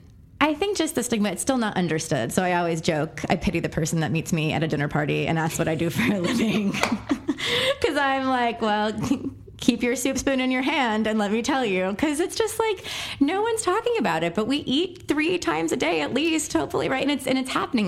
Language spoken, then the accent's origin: English; Texas, United States; also born or lived in Pennsylvania; I moved from Pennsylvania to Texas against my will at the ripe age of 8